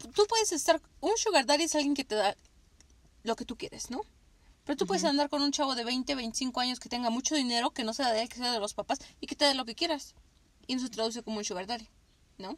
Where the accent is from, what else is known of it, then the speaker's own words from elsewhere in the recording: Mexico; Nosotras que somos de México